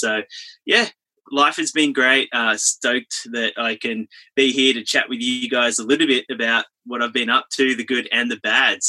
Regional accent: Sydney, New South Wales, Australia; I've been traveling around for about 12 years. I'm from Sydney, Australia, currently living in a van, traveling around Oz, up in Queensland right now in Northern Australia.

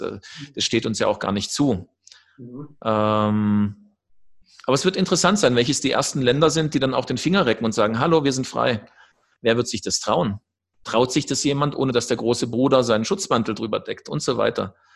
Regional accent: Germany; also born or lived in Sacred Valley of the Incas, Peru; now in Peru

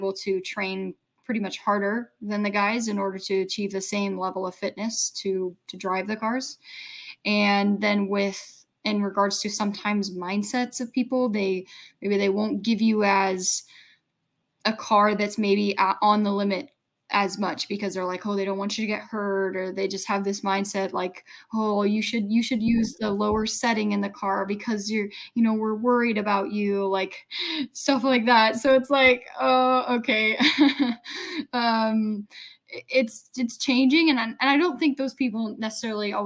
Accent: United States; I was the only American

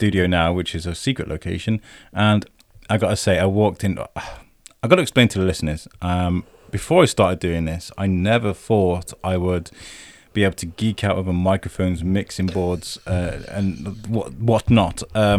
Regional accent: Ireland; It's like, because I'm Irish.

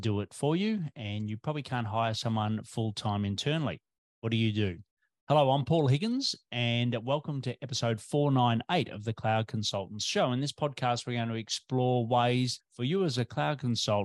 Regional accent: Australia

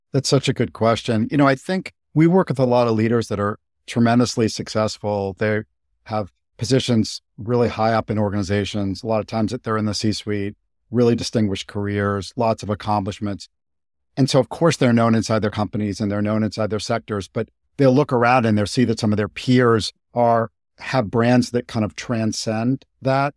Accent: Boston, Massachusetts, United States; moved away as an adult; also born or lived in Japan; I grew up in Boston

